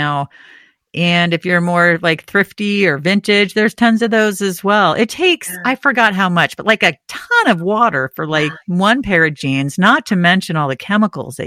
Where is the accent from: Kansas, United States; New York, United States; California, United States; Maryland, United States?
California, United States; moved away as an adult; now in New England, United States; growing up in California and now living somewhere where it's cold like 9 months out of the year